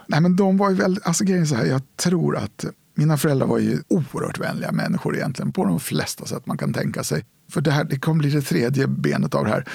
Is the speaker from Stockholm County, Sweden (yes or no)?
yes; Stockholm, Stockholm County, Sweden; also born or lived in Nyköping; hade vi en lägenhet på vid Stora mossen ungefär, västerort i Stockholm.